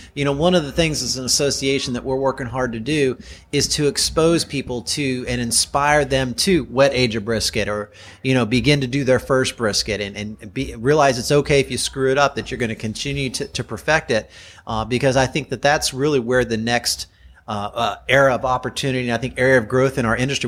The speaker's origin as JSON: {"language": "English", "region": "Kentucky", "country": "United States", "also_born_or_lived": "Chicago area, Illinois", "moved": "yes", "lives_now": "Chicago, United States", "said": "I'm from Kentucky and I've lived in the Chicago area for 18 years"}